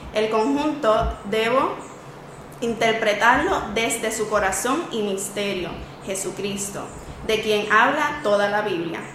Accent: Camuy, Puerto Rico; yo soy de Camuy

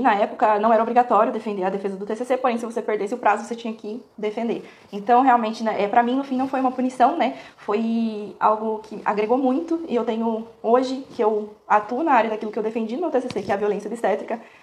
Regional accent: Porto Feliz, São Paulo, Brazil; Eu sou natural de Porto Feliz, é, bem próximo à, à, capital, né? De São Paulo, mas é ali do ladinho de Sorocaba, Itu. É, cresci minha vida toda lá

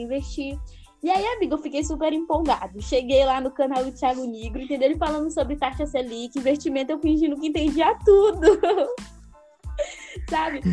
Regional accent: Northeast Region, Brazil; como eu sou do Nordeste

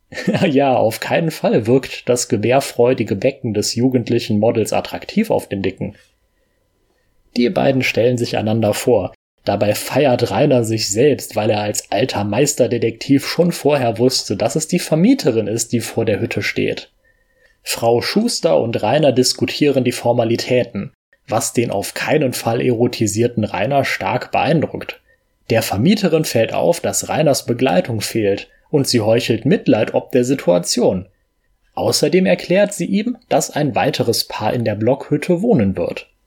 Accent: Germany; Jetzt bin ich selber Deutsche und mein IQ in Österreich ist nicht so hoch.

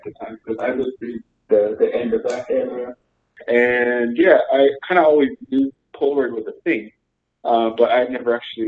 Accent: Arizona, United States; also born or lived in Santa Fe; I was actually born here in Arizona. I kind of moved around a bit when I was small, but I don't remember most of it. But I live in this little commune in the middle of nowhere, about 15 minutes away from the nearest town. So it's basically where I like to say where I grew up

